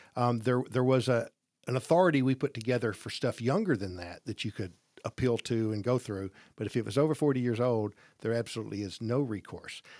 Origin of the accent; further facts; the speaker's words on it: Gadsden, Alabama, United States; I grew up in Gadsden, graduated Gadsden High School, started our business in Gadsden